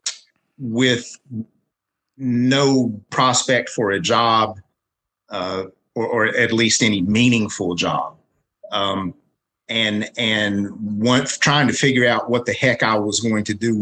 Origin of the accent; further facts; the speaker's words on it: Williamson, West Virginia, United States; my hometown, which is Williamson in Mingo County, West Virginia